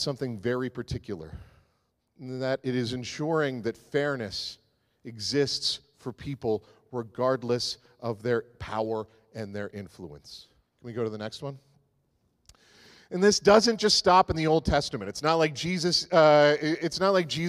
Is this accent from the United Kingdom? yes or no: no; the Maritimes, Canada; I grew up in the Maritimes